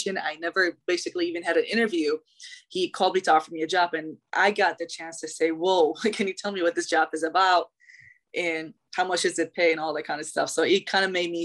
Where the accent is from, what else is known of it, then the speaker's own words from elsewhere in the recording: Iraq; also born or lived in Chicago, United States; now in Charlotte, United States; I'm originally from Iraq. I was born and raised there